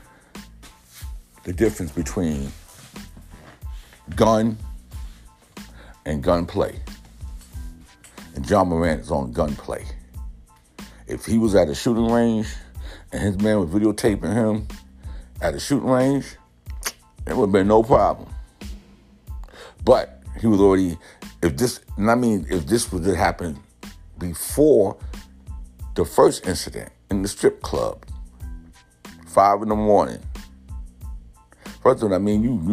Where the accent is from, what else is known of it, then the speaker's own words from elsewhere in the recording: New York City, New York, United States; When I was growing up in the Bronx, they had the big brother program